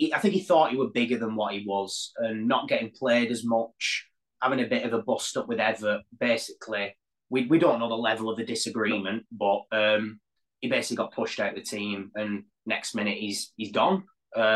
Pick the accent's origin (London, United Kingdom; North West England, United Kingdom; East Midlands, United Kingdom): North West England, United Kingdom; Wigan; I'm actually from Wigan, where they put pies on balms.